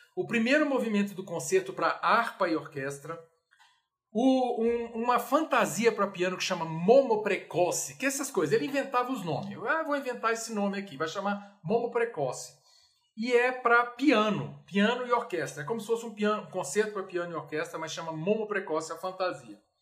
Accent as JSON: {"language": "Portuguese", "town": "Brasília", "region": "Federal District", "country": "Brazil", "tie": "born or raised there", "said": "eu sou brasiliense e eu adoro Brasília. Eu sou da primeira geração da transição, né? Eu nasci em 67"}